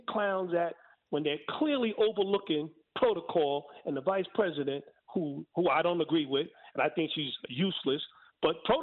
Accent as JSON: {"language": "English", "country": "United States", "tie": "born or raised there"}